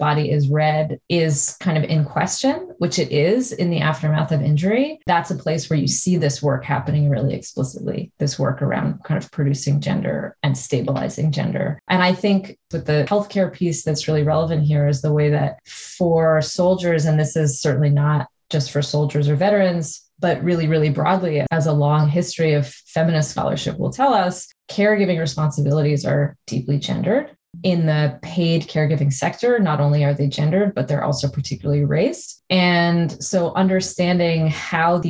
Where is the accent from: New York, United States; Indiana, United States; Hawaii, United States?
New York, United States; moved away as an adult; now in Canada; I grew up in New York and I had already moved to Canada.